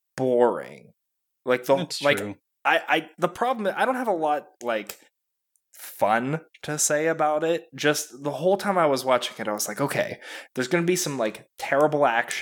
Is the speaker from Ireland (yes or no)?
yes; Ireland; I'm Irish. It's fine.